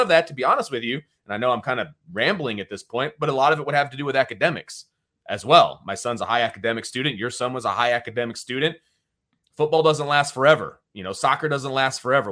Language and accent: English; around Notre Dame, Indiana, United States; We grew up in Nor-, around Notre Dame